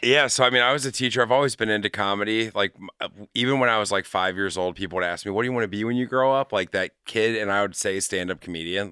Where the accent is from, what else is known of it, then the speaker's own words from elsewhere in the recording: Madeira, Ohio, United States; also born or lived in California / Utah / St. Louis, Missouri; grew up in Madeira